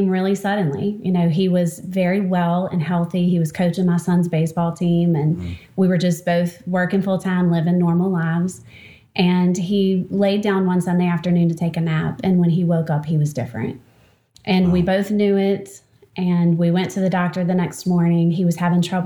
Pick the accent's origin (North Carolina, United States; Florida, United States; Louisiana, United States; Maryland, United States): Louisiana, United States; Baton Rouge; I live and was born and raised in Baton Rouge, Louisiana. And have been here my whole life